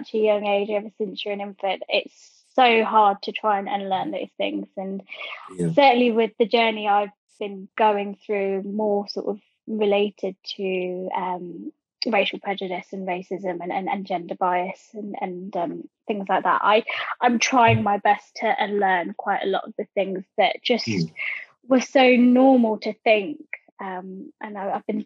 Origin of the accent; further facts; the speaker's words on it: Croydon, London, United Kingdom; I'm from Croydon, which is, technically it's got a Surrey, it's in Surrey, but it's got a, it's a London borough